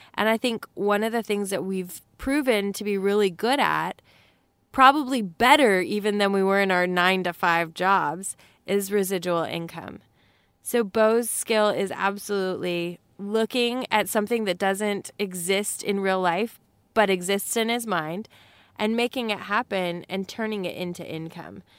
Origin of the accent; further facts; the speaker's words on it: Texas, United States; we're from Texas and that little accent